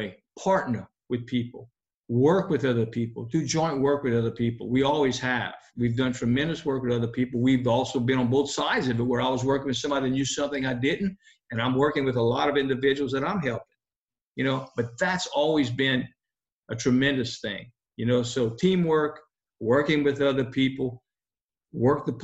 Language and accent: English; Ville Platte, Louisiana, United States; The little town we're from, of course, we're from Ville Platte